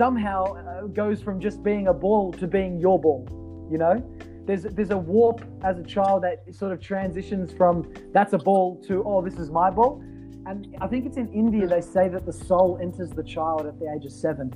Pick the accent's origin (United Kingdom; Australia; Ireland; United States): Australia; as an Australian